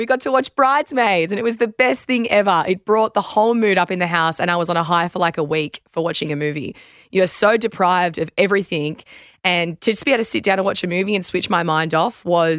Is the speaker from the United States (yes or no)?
no; Australia